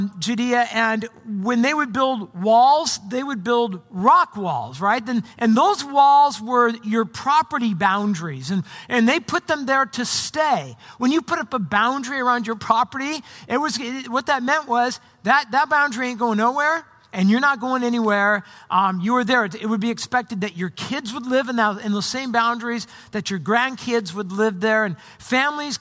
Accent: Orange County, Southern California, United States; moved away as an adult; also born or lived in Arizona / Portland area, Oregon; now in Portland, United States; I grew up in Southern California in Orange County when I got through high school.

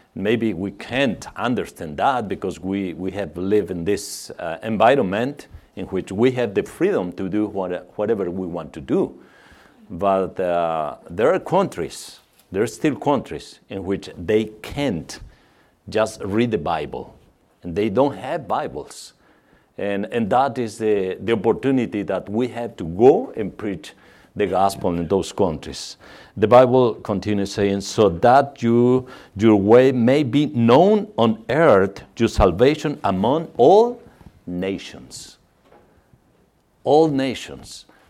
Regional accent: Mexico; English is a second language; for our German accent, we are from Mexico

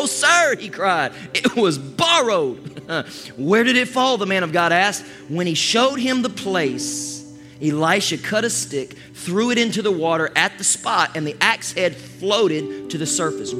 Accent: Toccoa, Georgia, United States; when I was growing up in Toccoa, Georgia. Actually, it was East Denali, Georgia

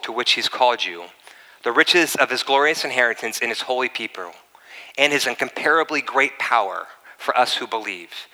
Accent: East Coast, United States; also born or lived in La Costa, Carlsbad, California; now in Carlsbad, United States; I grew up in the East Coast.

